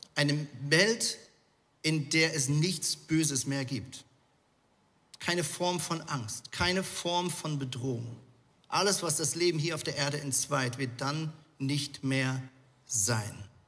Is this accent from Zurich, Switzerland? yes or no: yes; Zurich, Switzerland; now in Hamburg, Germany; Ja, ich bin ja in Zürich äh, aufgewachsen, beziehungsweise habe viele Jahre in Zürich gelebt.